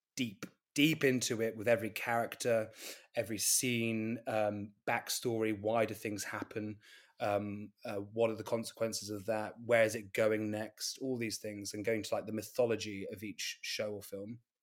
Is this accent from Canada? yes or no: no; Gloucestershire, the Cotswolds, South West England, United Kingdom; moved away; also born or lived in London; I'm from Gloucestershire in the Cotswolds